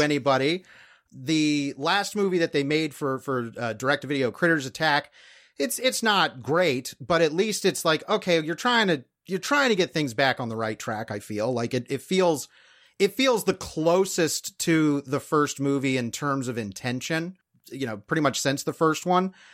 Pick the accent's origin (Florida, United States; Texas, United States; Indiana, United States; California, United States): Florida, United States; Fort Myers; waitress in Fort Myers, Florida. And as a kid, I was, that is my hometown